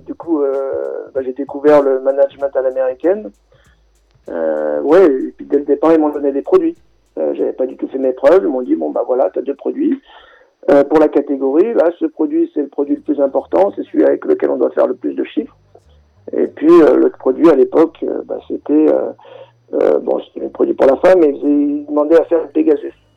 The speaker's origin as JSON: {"language": "French", "town": "Créteil", "region": "Île-de-France", "country": "France", "tie": "born or raised there", "also_born_or_lived": "Grenoble", "said": "je suis originaire à l'origine de Grenoble. Euh, ensuite, j'ai grandi, j'ai passé mon adolescence en banlieue parisienne à Créteil"}